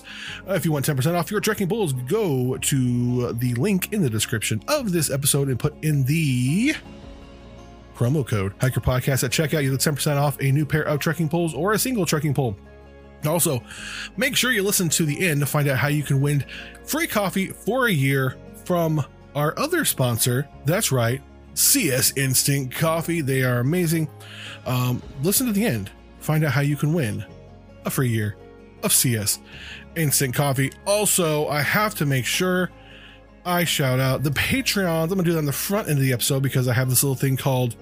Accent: Ventura, California, United States; I'm originally from Ventura.

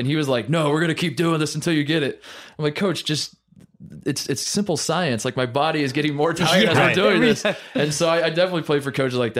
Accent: Indiana, United States; I grew up in Indiana.

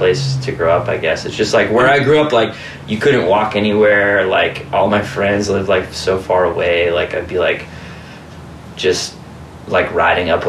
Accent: New Hampshire, United States; moved away; also born or lived in North of Boston, Massachusetts / Western Massachusetts; I mainly grew up in New Hampshire. Like that's where I like, went to high school, and like I was like, I moved there when I was like 7, but yeah, that's like mainly where I grew up

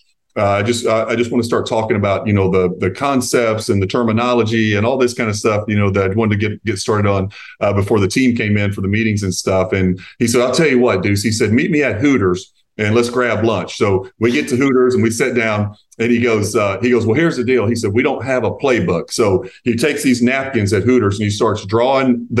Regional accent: Eastern Kentucky, United States; I grew up closer to Knoxville, Tennessee than I did to Lexington, where I grew up in Eastern Kentucky

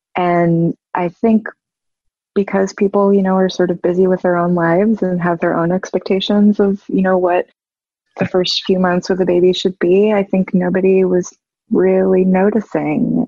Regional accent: New York City, New York, United States; moved away as an adult; now in Savannah, United States; I'm from New York City and I've lived there most of my life and we moved to Savannah, Georgia

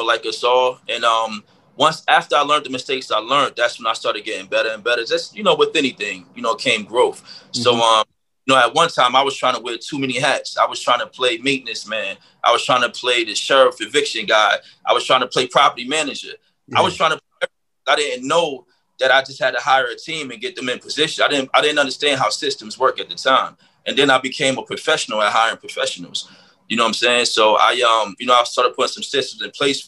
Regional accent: New Jersey, United States; moved away as an adult; now in Las Vegas, United States; born and raised in Jersey. You know what I mean? I've been in Jersey all my life until I came out here to Vegas almost 3 years ago.

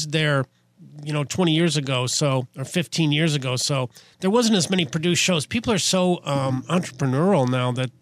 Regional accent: Kansas, United States; moved away as an adult; also born or lived in Los Angeles; now in New York City, United States; I'm originally from Kansas, but I've been in New York City for like 13 years.

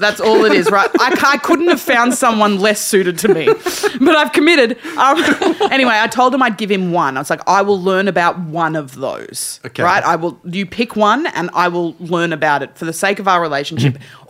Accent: Melbourne, Victoria, Australia; born or raised there; also born or lived in Sydney, Australia / Tasmania, Australia

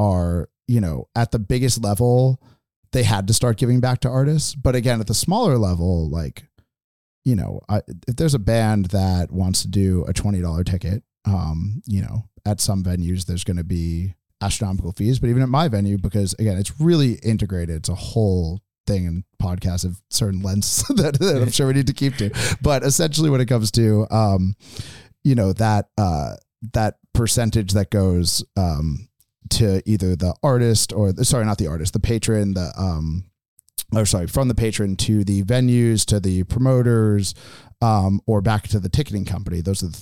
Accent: Boston, Massachusetts, United States; moved away as an adult; also born or lived in San Francisco; now in Eugene, United States; where I'm from Boston

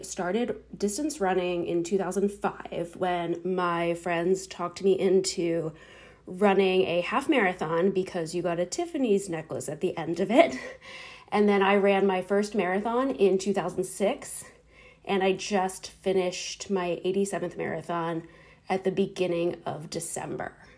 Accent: Hatboro, Pennsylvania, United States; moved away as an adult; also born or lived in Philadelphia, Pennsylvania; now in Lutherville-Timonium, United States; I grew up in Hapborough, Pennsylvania, which is a small town outside of Philadelphia

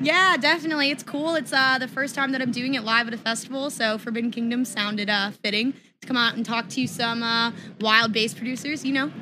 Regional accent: Tampa, Florida, United States; I'm from Tampa as well

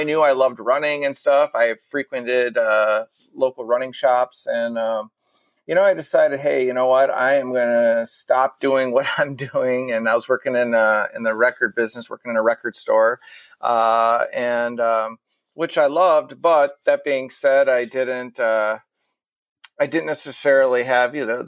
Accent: Minnesota, United States; I am born and raised in Minnesota

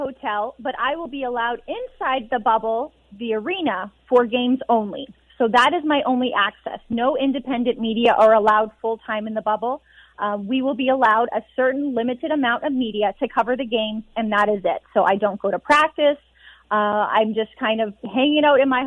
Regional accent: Edmonton, Alberta, Canada; moved away; being back in Edmonton. This is where I'm from. This is my hometown.

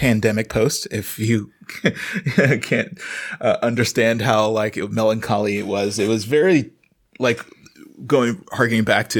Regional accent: the South, United States; I'm from the South. If you're the mailman and you're hanging out too long, you're getting fed.

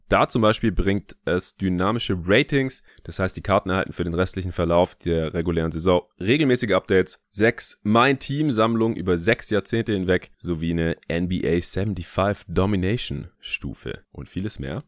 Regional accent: Stuttgart, Baden-Württemberg, Germany; now in Berlin, Germany; in meiner alten Heimat in Stuttgart

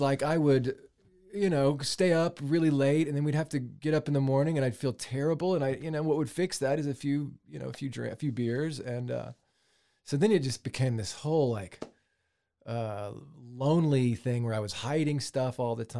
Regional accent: Dallas, Texas, United States; moved away as an adult; also born or lived in Waco / Nashville / Los Angeles; I grew up in Dallas

